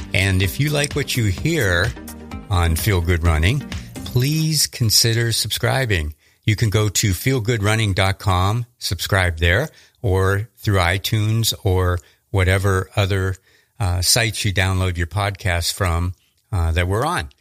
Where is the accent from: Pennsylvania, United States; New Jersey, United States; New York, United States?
Pennsylvania, United States; Erie; moved away; also born or lived in Los Angeles / Denver; this was in Erie, Pennsylvania. That's my hometown